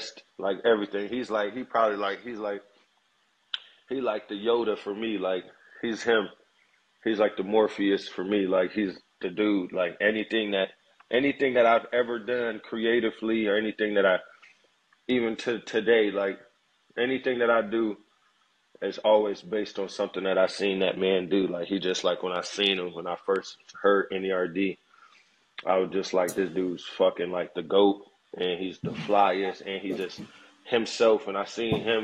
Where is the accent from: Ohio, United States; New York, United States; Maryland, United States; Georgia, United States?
Georgia, United States; Atlanta; also born or lived in Decatur / Gwinnett; I'm from Atlanta, and I would say my hood, I would say probably the 4th Ward over on Edgewood